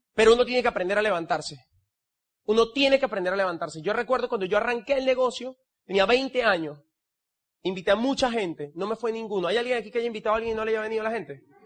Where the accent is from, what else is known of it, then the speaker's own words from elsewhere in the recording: El Tigre, Anzoátegui, Venezuela; Yo nací en el Tigre